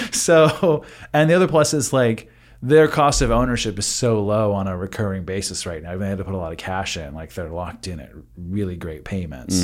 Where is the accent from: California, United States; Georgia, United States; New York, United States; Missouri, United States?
California, United States; Northern; now in Texas, United States; I grew up in Northern California